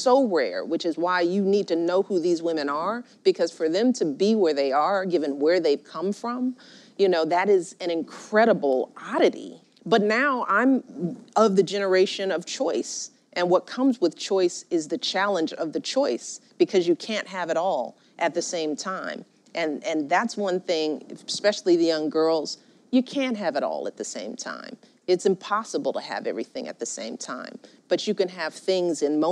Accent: Chicago, Illinois, United States; I grew up in Chicago

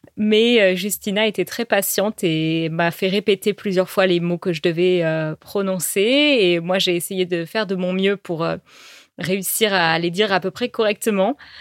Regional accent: France; also born or lived in Paris; chez nous, en France

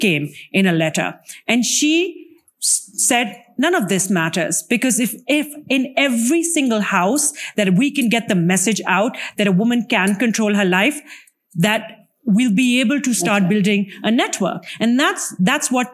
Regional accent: Pakistan; my home country of Pakistan

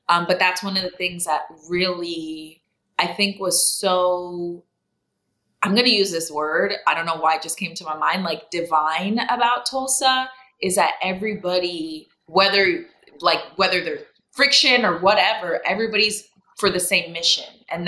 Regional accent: Jamaica; now in Miami, United States; If there's one thing I love about Miami, it's, and especially as a Jamaican, being able to get authentic food, coffee.

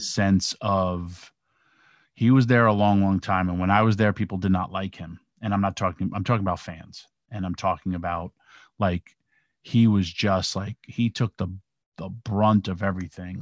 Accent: New York, United States; I grew up in New York

